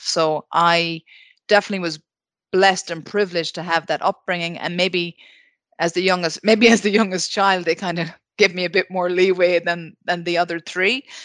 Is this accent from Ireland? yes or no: yes; Ballina, Connacht, Ireland; my hometown of Ballana, County Mayo.